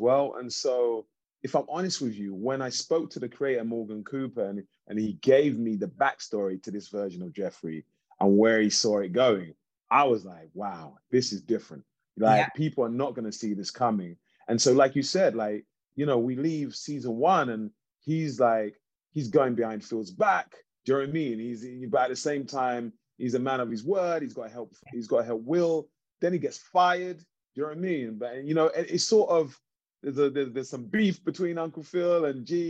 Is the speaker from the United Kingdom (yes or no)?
yes; London, United Kingdom; moved away as an adult; now in Los Angeles, United States; growing up in East London